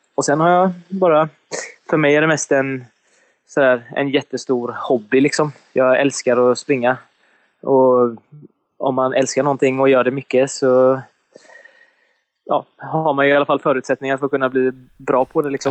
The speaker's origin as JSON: {"language": "Swedish", "country": "Sweden", "tie": "born or raised there", "moved": "yes", "lives_now": "Gothenburg, Sweden", "said": "jag kommer ifrån en liten, liten by på bara ja, vad kan det vara, 7000 invånare eller någonting. Och sen så har jag ju flyttat härifrån och flyttat till Göteborg"}